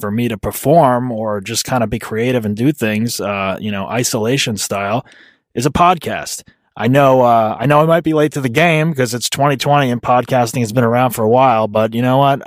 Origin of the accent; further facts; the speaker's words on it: New Jersey, United States; moved away; I'm originally from New Jersey